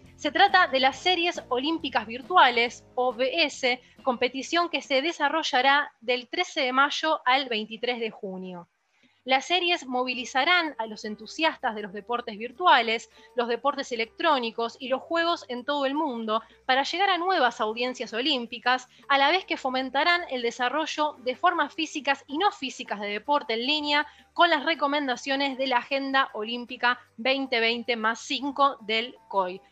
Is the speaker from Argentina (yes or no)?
yes; Argentina; como argentina